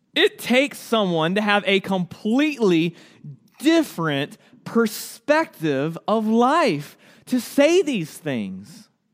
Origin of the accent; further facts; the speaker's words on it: United States; ourselves as the American church